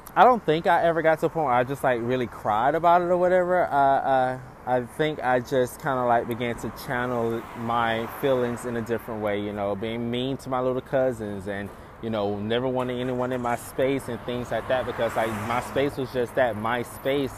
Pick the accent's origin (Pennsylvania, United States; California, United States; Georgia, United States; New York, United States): Georgia, United States; Eatonton; now in Los Angeles, United States; I grew up in Eatonton, Georgia, a small town